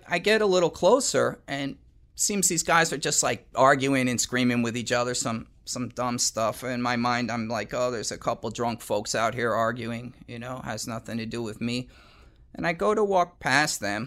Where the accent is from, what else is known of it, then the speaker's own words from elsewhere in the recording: Pleasantville, New York, United States; also born or lived in Yonkers, New York; I was living in Yonkers, New York, although I'm from Pleasantville